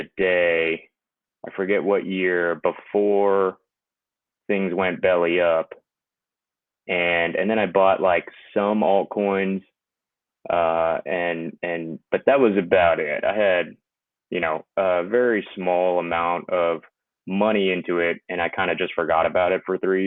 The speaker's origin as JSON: {"language": "English", "town": "Houston", "region": "Texas", "country": "United States", "said": "I'm from Texas, Houston."}